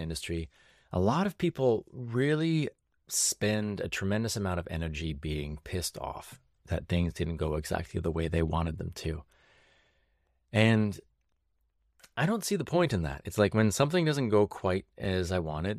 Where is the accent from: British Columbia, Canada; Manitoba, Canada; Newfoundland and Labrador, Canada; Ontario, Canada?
British Columbia, Canada; growing up in the South Central interior of BC